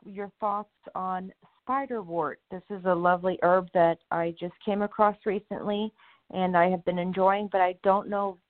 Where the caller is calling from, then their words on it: Florida, United States; I'm calling from Florida